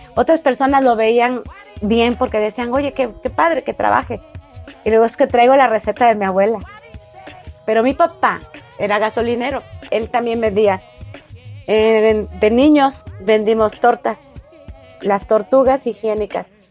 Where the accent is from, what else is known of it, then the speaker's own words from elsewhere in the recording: Córdoba, Veracruz, Mexico; somos originarios de Córdoba, Veracruz. Y ya tenemos muchos años aquí